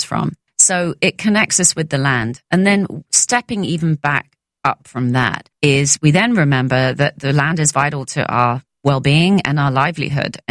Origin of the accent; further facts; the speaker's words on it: London, United Kingdom; growing up in London